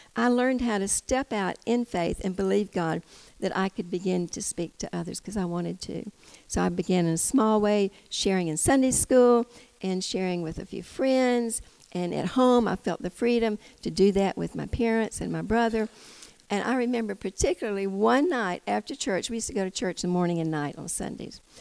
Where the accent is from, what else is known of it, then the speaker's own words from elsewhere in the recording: United States; also born or lived in Tennessee; I'm from Georgia, Tennessee